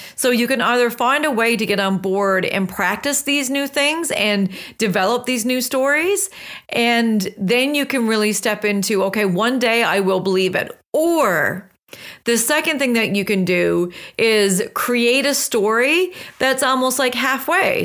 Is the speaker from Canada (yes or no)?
yes; West Coast of Newfoundland, Newfoundland and Labrador, Canada; moved away; I just returned back from a trip home, which is the West Coast of Newfoundland